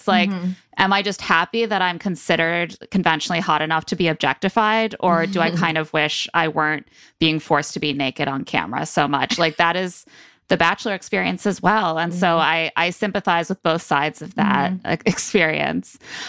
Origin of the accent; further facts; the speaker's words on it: United States; Nothing says romance to me like a concussion, you know? That's because I'm an American.